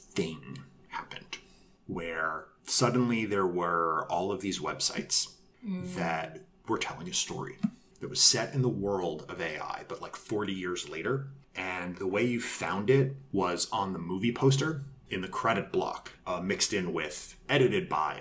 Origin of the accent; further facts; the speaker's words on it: New York, United States; moved away as an adult; now in Los Angeles, United States; I came to LA in 2002 from New York. I'm from New York originally.